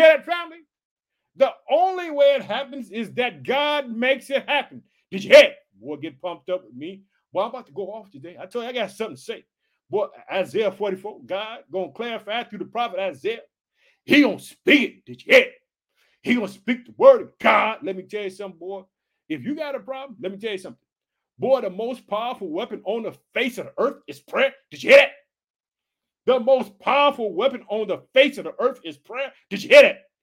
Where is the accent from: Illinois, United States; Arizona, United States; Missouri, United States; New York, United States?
Illinois, United States; We're heard in Illinois, which is my home state. I reside in the city of Chicago